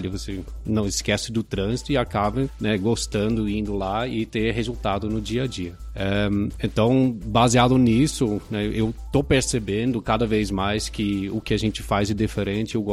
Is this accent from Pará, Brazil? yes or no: yes; Pará, Brazil; born there; Já tenho uma longa história com o Brasil, nasci no Pará, é, já comentei com, com vocês, meus pais são holandeses, mas começaram a fazer desenvolvimento rural é, em Cametá, que fica no interior do Pará.